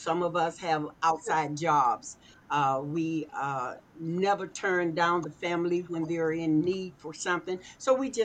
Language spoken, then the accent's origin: English; Arkansas, United States; moved away; I was born in Arkansas, moved here many years ago